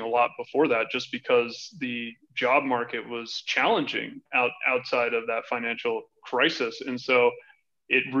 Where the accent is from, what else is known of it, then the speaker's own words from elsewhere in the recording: Oahu, Hawaii, United States; moved away as an adult; now in Denver, United States; I'm originally from Hawaii. I was born and raised there, and I left the island of Oahu when I was 18.